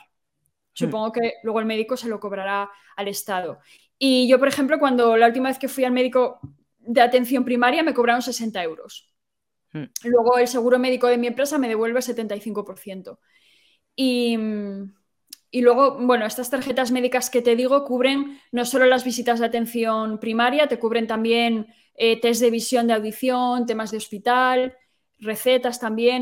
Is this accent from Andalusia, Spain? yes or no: no; Asturias, Spain; moved away as an adult; now in Ireland; Yo soy de Asturias